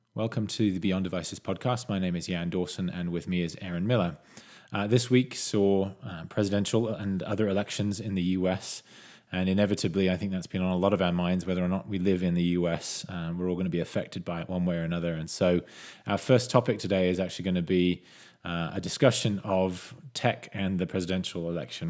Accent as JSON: {"language": "English", "country": "United Kingdom", "moved": "yes", "lives_now": "United States", "said": "I'm a British citizen who's not yet a U S citizen"}